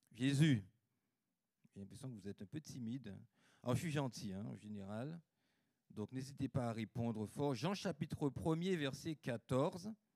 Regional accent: Guadeloupe; J'ai grandi en Guadeloupe, donc le plus beau des pays

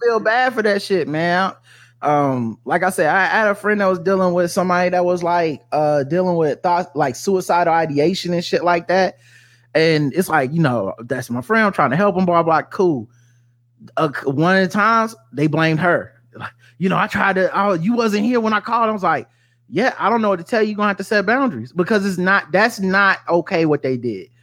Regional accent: the South, United States; I was raised in the South

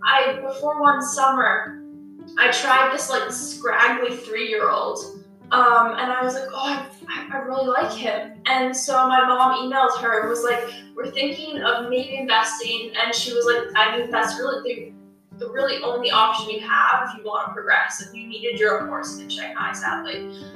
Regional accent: Seattle, Washington, United States; also born or lived in New York; So I was born in New York, and then I lived there for 5 years, and then we relocated to Seattle, and then I rode competitively there

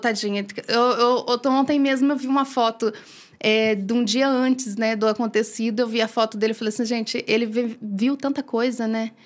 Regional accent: Bacabal, Maranhão, Brazil; also born or lived in São Luís, Maranhão; now in Brodowski, Brazil; sou de Bacabal, Maranhão

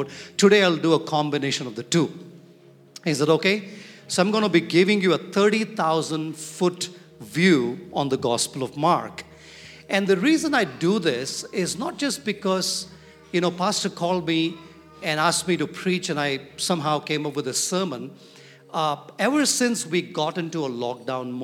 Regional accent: Hyderabad, Telangana, India; I'm from Hyderabad

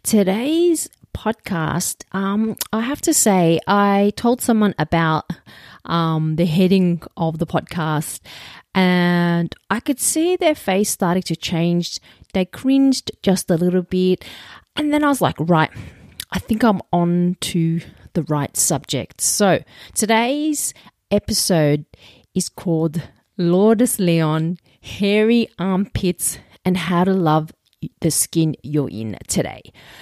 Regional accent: Roselands, New South Wales, Australia; I grew up like in Roselands, and I went to a punch bowl school. There was Arabs, Asians, and Aussies.

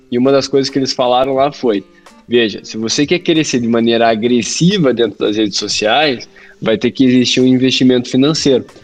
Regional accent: Curitiba, Paraná, Brazil; eu sou aqui de Curitiba, do Paraná

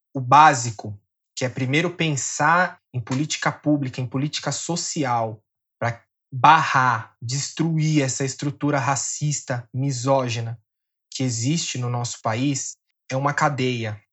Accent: São Paulo, Brazil; eu sou da zona oeste aqui de São Paulo. Nasci, e cresci aqui, pretendo passar mais uns anos aqui

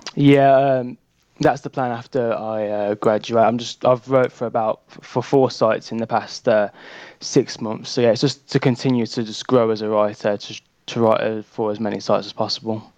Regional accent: Birmingham, West Midlands, United Kingdom; I'm from Birmingham in the UK

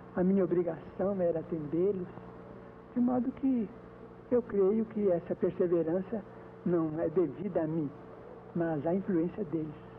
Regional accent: Pedro Leopoldo, Minas Gerais, Brazil; moved away as an adult; now in Uberaba, Brazil; Fosse em Pedro Leopoldo, onde eu nasci, como aqui em Uberaba, onde eu já estou praticamente há 10 anos

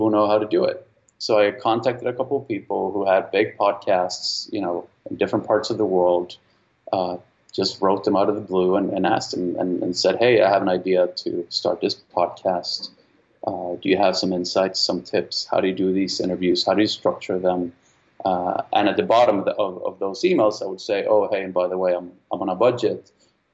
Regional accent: Sweden; moved away; I'm from Sweden originally.

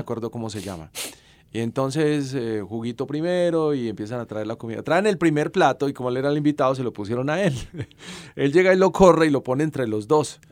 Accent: Salamina, Caldas, Colombia; Yo nací en Salamina.

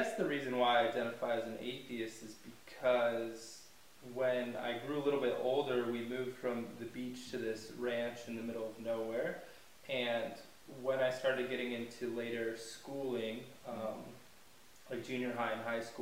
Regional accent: California, United States; moved away as an adult; now in South Africa; I'm from California

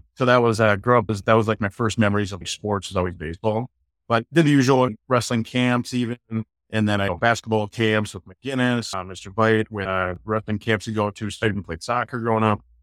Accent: Hastings, Minnesota, United States; I grew up in Hastings my entire life

